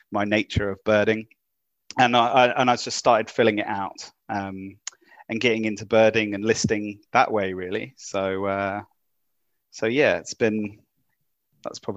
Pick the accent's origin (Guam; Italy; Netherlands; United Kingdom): United Kingdom; now in Auckland, New Zealand; Oh, so I'm from the UK.